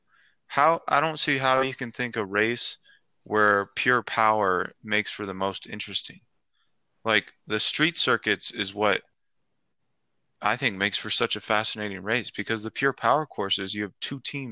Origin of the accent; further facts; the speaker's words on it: United States; being an American